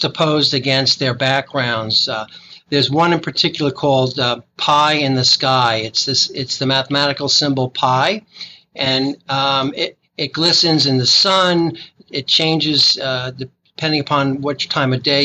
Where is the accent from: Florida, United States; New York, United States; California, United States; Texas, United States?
New York, United States; New York City; moved away; I grew up in Brooklyn